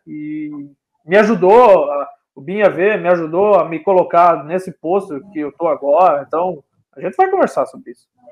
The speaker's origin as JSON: {"language": "Portuguese", "town": "Cascavel", "region": "Paraná", "country": "Brazil", "said": "eu sou né, paranaense de Cascavel, hoje moro em Cascavel"}